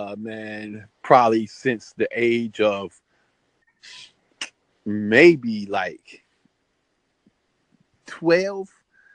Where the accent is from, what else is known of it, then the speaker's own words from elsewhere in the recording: North Carolina, United States; now in Richmond, United States; I'm from North Carolina, but I reside in Richmond, Virginia.